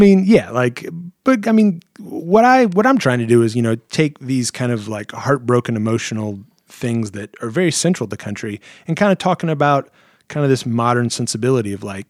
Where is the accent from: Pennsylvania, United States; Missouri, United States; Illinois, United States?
Missouri, United States; moved away; also born or lived in Arizona; Growing up in Missouri, I was really into bluegrass and like the … stuff like that.